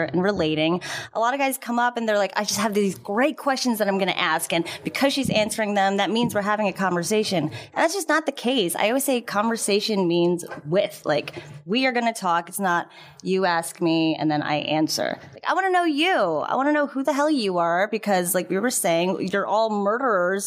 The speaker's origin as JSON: {"language": "English", "region": "New Jersey", "country": "United States", "said": "I'm also from New Jersey"}